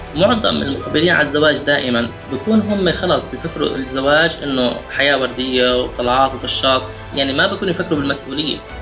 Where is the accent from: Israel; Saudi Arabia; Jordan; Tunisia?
Jordan; عندنا بالاردن